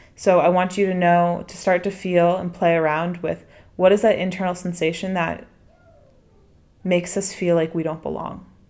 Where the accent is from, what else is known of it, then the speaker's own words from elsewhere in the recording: DC, New England, United States; moved away as an adult; also born or lived in Washington, D.C.; now in Bali, Indonesia; me being American and coming from my set of experiences, which bring me back to m, to me growing up in New England, in D C